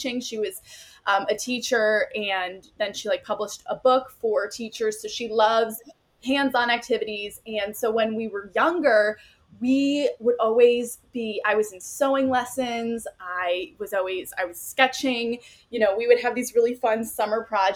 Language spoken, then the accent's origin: English; Cleveland, Ohio, United States; also born or lived in Miami University (Oxford, Ohio); I am from Cleveland, Ohio, but I'm currently a senior at Miami University